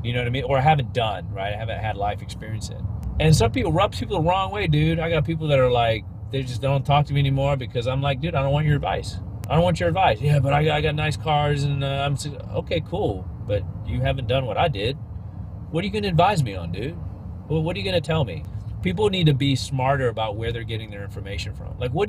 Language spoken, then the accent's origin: English; Leicester, East Midlands, United Kingdom; accent: British; Okay, yeah, I have a British accent. I'm from Leicester, England, and we say tomatoes, not tomatoes.